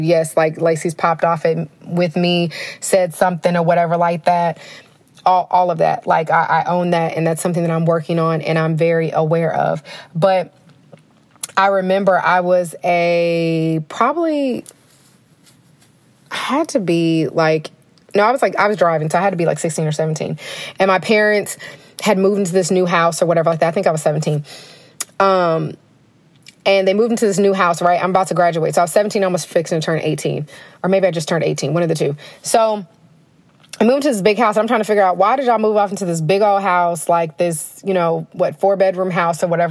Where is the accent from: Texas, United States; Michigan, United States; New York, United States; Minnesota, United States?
Texas, United States; Denton; I'm from Denton, so my mom stayed in like the Denton Corinth, you know, line